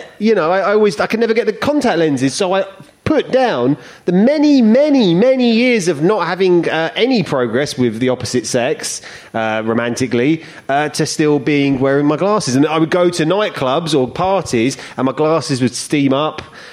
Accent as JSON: {"language": "English", "town": "Barking", "region": "London", "country": "United Kingdom", "said": "We're both from Barking. That's why we sound the same."}